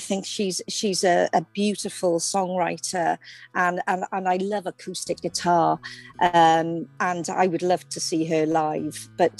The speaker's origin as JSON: {"language": "English", "town": "Cardiff", "region": "Wales", "country": "United Kingdom", "tie": "born or raised there", "said": "Yeah, well, I mean, it's nothing sensational. I came from a very ordinary working class loving family. My father was a docker, my mum was a secretary, and I had two brothers."}